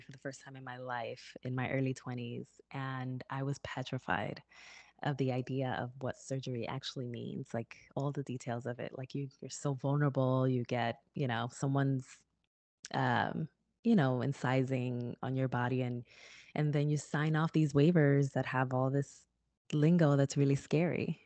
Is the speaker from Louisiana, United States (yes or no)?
no; Newark, New Jersey, United States; my hometown of Newark, New Jersey